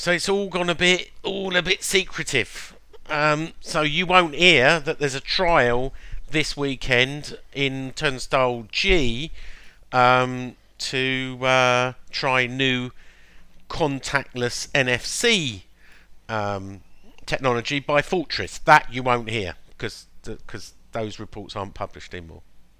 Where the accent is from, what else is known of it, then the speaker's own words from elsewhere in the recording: London, United Kingdom; ….